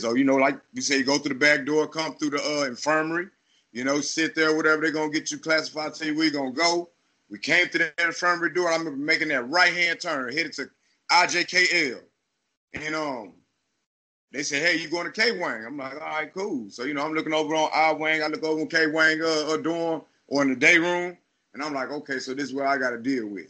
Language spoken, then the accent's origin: English; Killeen, Texas, United States; also born or lived in Chicago / Austin, Texas; I was born in Chicago, but raised in a little city called Killeen, Texas.